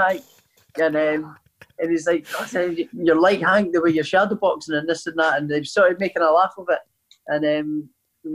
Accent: Scotland, United Kingdom; Ken Buchanan, who's also from my hometown

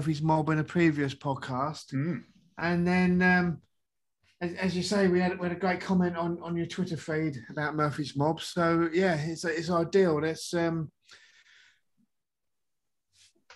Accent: Anglia TV region, East of England, United Kingdom; I'm from the Anglia TV region

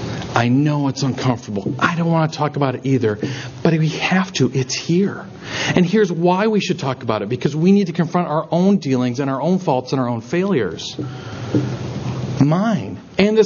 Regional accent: Minnesota, United States; And you go, oh, you're from Wisconsin. I'm from Minnesota. That's so great. Good Midwestern people, right?

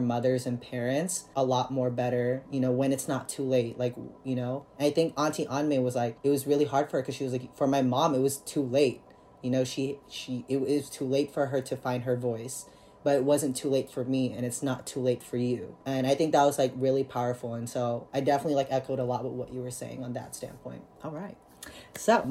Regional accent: Philippines; now in United States; I'm an immigrant from the Philippines, and my mother's an immigrant from the Philippines

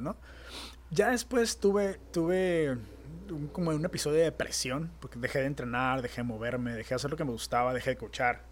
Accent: Tijuana, Baja California, Mexico; also born or lived in San Diego, United States; En México, aquí que somos wannabe gringos, aquí en Tijuana

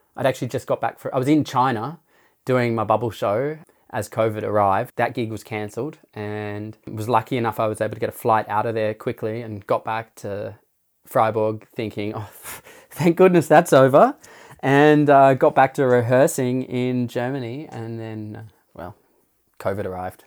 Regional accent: Blue Mountains near Sydney, New South Wales, Australia; moved away; also born or lived in Darwin; I was from the Blue Mountains near Sydney

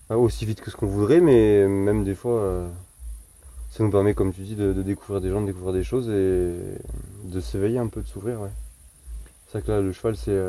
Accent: Nouvelle-Aquitaine, France; now in Montpellier, France; je viens de Charente, j'ai pas trouvé de, de, formateur en Charente, de maître de stage à qui ça collait. J'en ai trouvé un à Montpellier

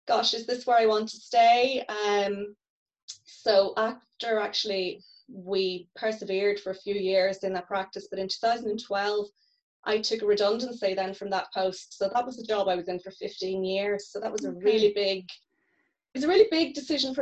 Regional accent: Northern Ireland, United Kingdom; moved away as an adult; also born or lived in Dublin; as you can probably tell from my accent, I'm from the north

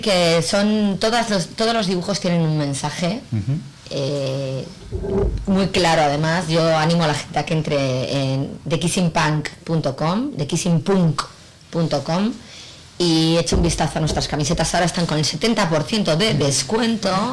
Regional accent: Bilbao, Basque Country, Spain; also born or lived in Mexico; yo soy de Bilbao, no soy de Laredo, pero llevo veraneando aquí desde que nací

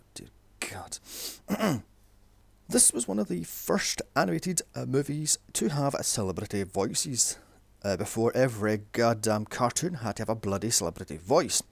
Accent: United Kingdom; I'm bloody British, not American.

